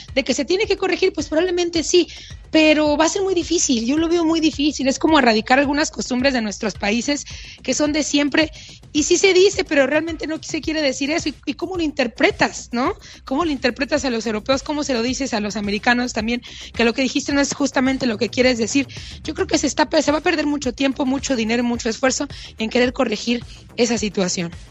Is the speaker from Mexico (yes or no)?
yes; Mexico; somos mexicanos, así somos